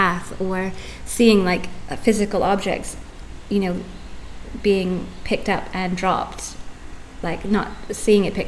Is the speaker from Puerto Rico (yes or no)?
no; Canada; moved away as an adult; also born or lived in United Kingdom; now in Tulum, Mexico; I grew up in Canada for the first half of my life, and then I've been living in the UK for the last 16 years up until moving to Tulum 8 or 9 months ago